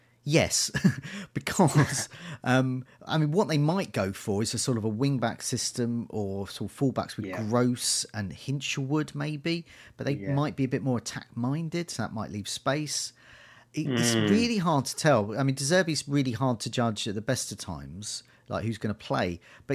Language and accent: English; Brighton, South East England, United Kingdom; I'm from Brighton, and as people might know, I have difficulty with some consonants sometimes, and we like our vowels and not so keen on consonants.